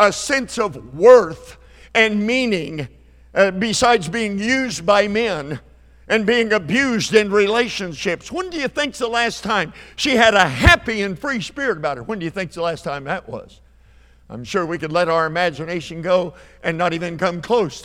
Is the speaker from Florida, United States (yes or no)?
no; Perry, Oklahoma, United States; My hometown's Perry, Oklahoma